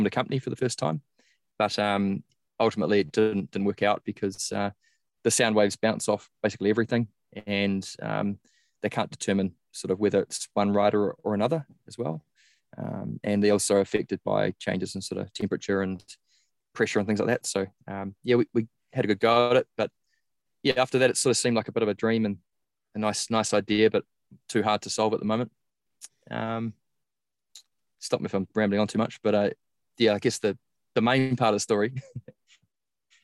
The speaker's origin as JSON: {"language": "English", "country": "New Zealand", "said": "I started out as a top junior in New Zealand. I'm from New Zealand"}